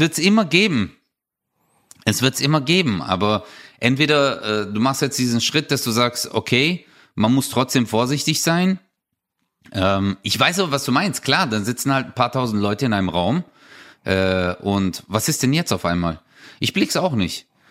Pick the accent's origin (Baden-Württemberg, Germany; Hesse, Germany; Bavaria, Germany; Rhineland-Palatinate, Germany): Baden-Württemberg, Germany; Stuttgart; bei uns in Stuttgart